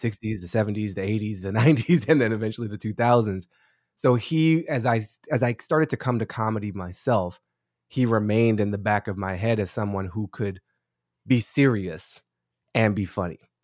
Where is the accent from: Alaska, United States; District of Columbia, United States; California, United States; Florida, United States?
District of Columbia, United States; Washington; I grew up on Newton Street in Mount Pleasant, uh, Columbia Heights, the border of Sixteenth and Newton Street